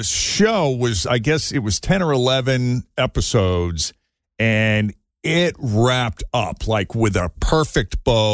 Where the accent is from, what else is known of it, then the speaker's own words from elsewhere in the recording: Boston, Massachusetts, United States; now in Cincinnati, United States; growing up in Boston